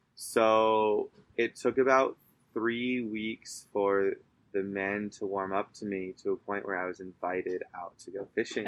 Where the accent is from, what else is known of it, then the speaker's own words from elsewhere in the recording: Southern California, United States; moved away as an adult; also born or lived in North Carolina; now in Baja California, Mexico; coming from the United States, especially where I come from in Southern California